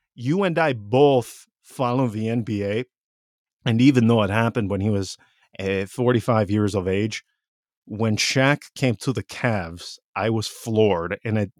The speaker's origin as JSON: {"language": "English", "town": "Vicenza", "region": "Veneto", "country": "Italy", "tie": "born or raised there", "said": "growing up in Vicenza"}